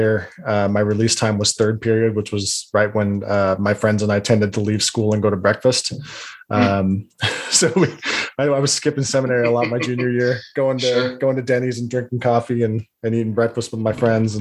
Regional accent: Salt Lake area, Utah, United States; also born or lived in Bountiful, Utah / West Jordan, Utah; I was born and raised in the Salt Lake area

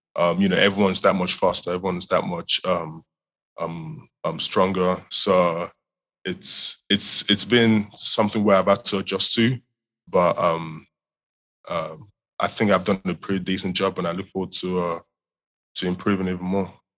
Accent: England, United Kingdom; moved away as an adult; also born or lived in Nigeria; now in Houston, United States; I was uh, born and raised in Nigeria. Um, moved over to the UK uh, when I was around when I was nine, 2011 time

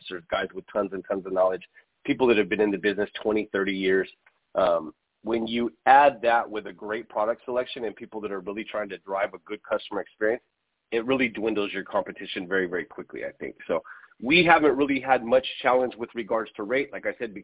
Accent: Southern California, United States; also born or lived in San Bernardino; I'm actually from Southern California. I cover the entire Temecula Valley

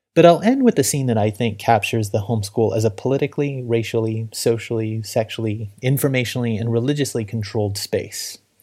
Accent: Little Rock, Arkansas, United States; my hometown of Little Rock, Arkansas

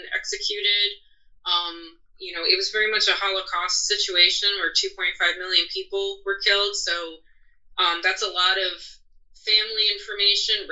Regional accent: United States; being born an American

